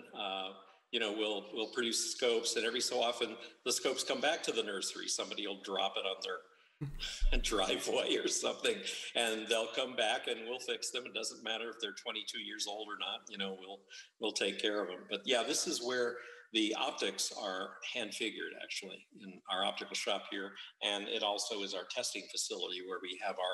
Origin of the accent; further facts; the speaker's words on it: Los Angeles, California, United States; I grew up in the San Fernando Valley, so there were probably five or six stars out at night.